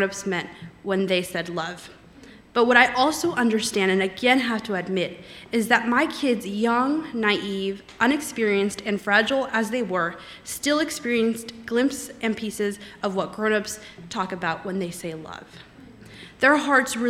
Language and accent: English; Los Angeles, California, United States; moved away; I grew up in the San Fernando Valley, so not too far away from here, and so it is wonderful being back home for a little bit